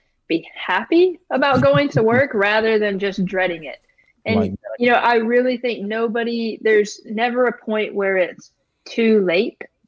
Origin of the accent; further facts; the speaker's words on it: Beaumont, Texas, United States; also born or lived in Baton Rouge; I'm actually from Beaumont, kind of grew up here, graduated from Westbrook and, you know, kind of a local girl